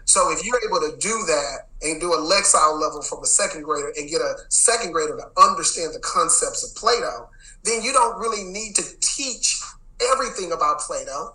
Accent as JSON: {"language": "English", "town": "Dallas", "region": "Texas", "country": "United States", "said": "I'm from Dallas"}